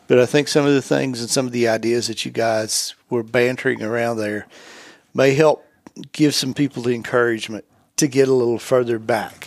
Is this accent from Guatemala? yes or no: no; the Southland, United States; I grew up in the Southland